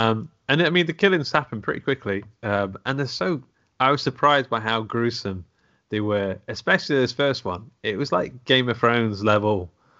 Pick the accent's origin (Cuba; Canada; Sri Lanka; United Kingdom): United Kingdom; England; born or raised there